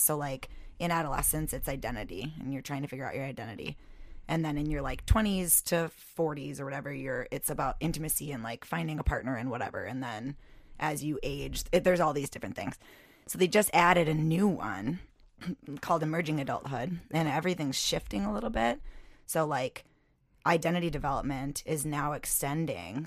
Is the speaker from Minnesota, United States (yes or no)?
yes; North Mankato, Minnesota, United States; I grew up in Mankato, North Mankato